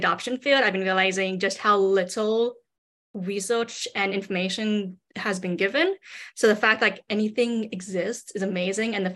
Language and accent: English; California, United States; also born or lived in China / Oregon; I was born in China, adopted into a white family, raised in California, and then moved to Oregon in 2016 for my undergraduate and then master's.